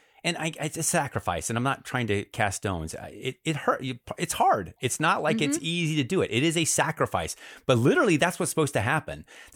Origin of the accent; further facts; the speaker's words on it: Chicago, Illinois, United States; I grew up in Chicago, and I didn't even know it was a Catholic town. I was so Protestant.